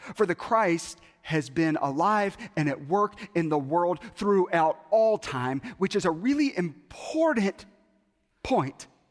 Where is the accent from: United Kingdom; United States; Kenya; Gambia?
United States; Bible Belt, Southern United States; I grew up in the Bible Belt